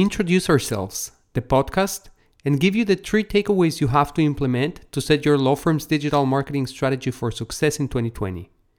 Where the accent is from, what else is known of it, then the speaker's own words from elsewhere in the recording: Mexico City, Mexico; well, I was born and raised in Mexico City. My parents are Israeli.